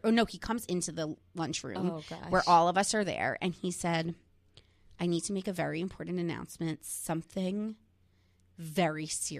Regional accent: New Jersey, United States; growing up in the New Jersey

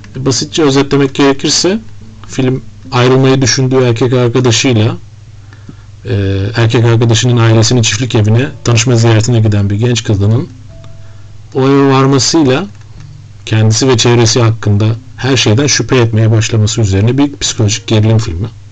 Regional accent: Turkey; bir Türk olarak

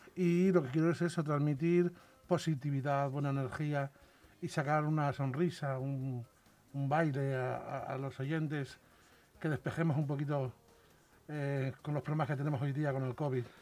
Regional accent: Salamanca, Castile and León, Spain; yo soy de Salamanca y en los pueblos de allí de Salamanca es muy típico cada familia tener un apodo

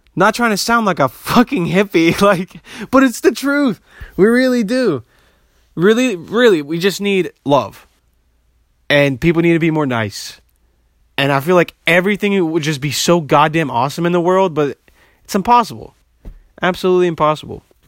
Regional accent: Bosnia & Herzegovina; I'm, I'm from Bosnia

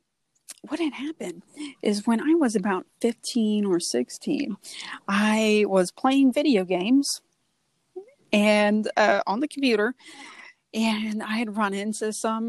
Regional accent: the South, United States; born there; accent: Southern; give me your Southern accent, which by all means, I was born in the South. I can whip out some Southern words

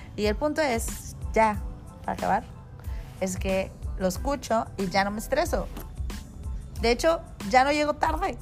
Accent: Tijuana, Baja California, Mexico; Soy de Tijuana

